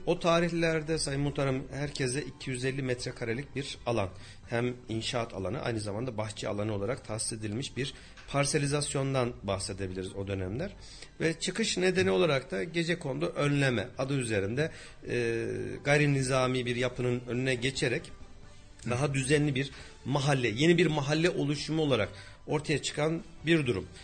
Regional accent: Kayseri, Kayseri Province, Turkey; 1975 doğumluyum Kayseriliyim

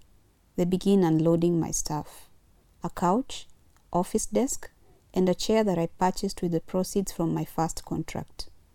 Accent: Kinango, Kwale County, Kenya; also born or lived in Nyahururu; I was born in 1991 in Kwale County. Soon after my birth, my family moved to Nyahururu, only to relocate back to Kinango, a little-known town in Kwale when I was five.

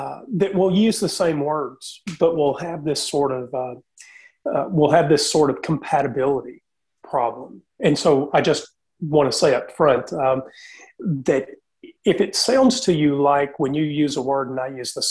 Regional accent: Southeast United States, United States; I'm from the Southeast United States. It's as I'm sure you know, Southern Baptist territory. I grew up in that tradition and eventually moved into the Church of Christ.

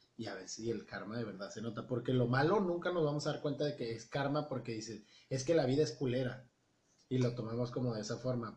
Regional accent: Tabasco, Mexico; moved away; soy de Tabasco

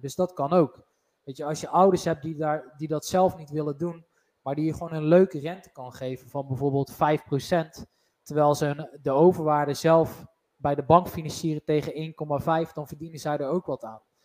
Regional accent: North Brabant, Netherlands; wij zijn Brabanders

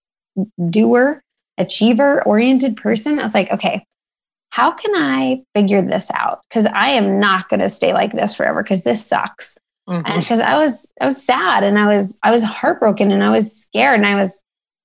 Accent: Sugar Land, Texas, United States; my house in Sugar Land, where I grew up outside of Houston, Texas

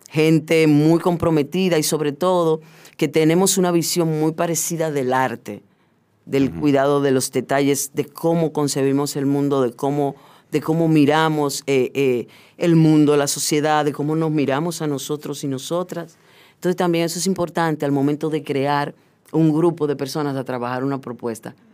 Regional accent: Puerto Plata, Dominican Republic; now in Santo Domingo, Dominican Republic; Sí, yo soy de Puerto Plata

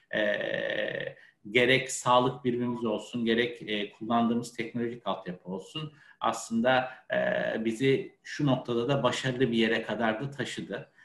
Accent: Ankara, Turkey; moved away as an adult; now in Istanbul, Turkey; Aslen Ankaralı biriyim. E, Ankara'da doğma büyüme ve 30 yıla yakın Ankara'da yaşamışlığım var.

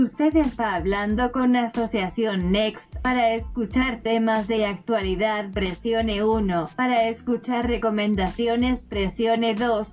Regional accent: Puebla, Mexico; estudio Administración de Negocios Internacionales, soy de Puebla

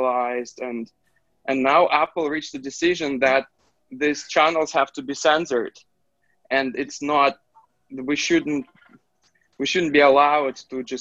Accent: Belarus; my hometown

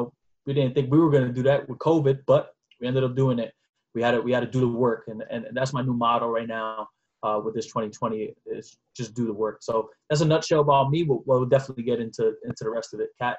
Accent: New York City, New York, United States; So I'm from the Bronx, New York. … Lived in the Bronx my entire life. I'm only 24 years young in a household full of women, my mother, my grandmother, and my great-grandmother.

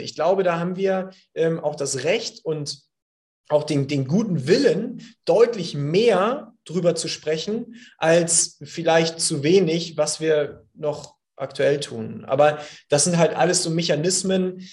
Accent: Hamburg, Germany; ich hier als Hamburger, äh, hanseatischer Kaufmann

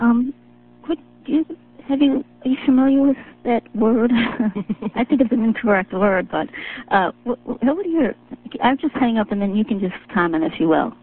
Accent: Chicago, Illinois, United States; I'm from Chicago, Hillary Clinton's hometown

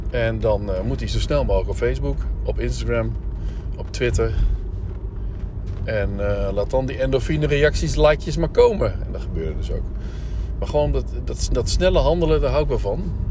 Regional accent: Winterswijk, Gelderland, Netherlands; maar goed, ik kom dus uit Winterswijk

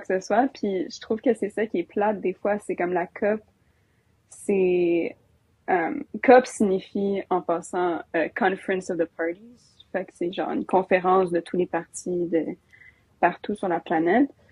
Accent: Alberta, Canada; je viens de l'Alberta

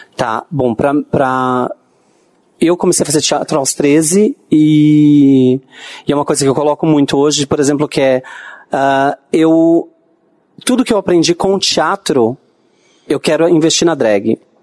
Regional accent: Bauru, São Paulo, Brazil; Bauru, né, que é a minha, minha cidade é, onde eu nasci

